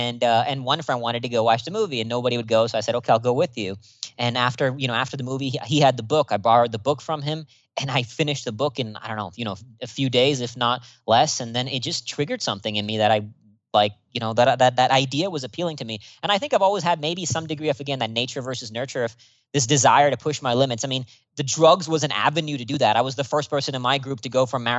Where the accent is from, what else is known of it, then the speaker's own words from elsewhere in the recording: India; born there; also born or lived in Singapore / Austin, United States; So I was born here in India, where I'm speaking to you from right now, then moved to Singapore and then Austin, Texas.